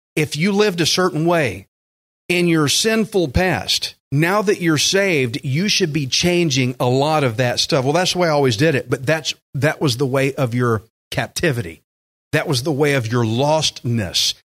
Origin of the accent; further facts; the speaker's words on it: United States; I am American as it gets, red, white, and blue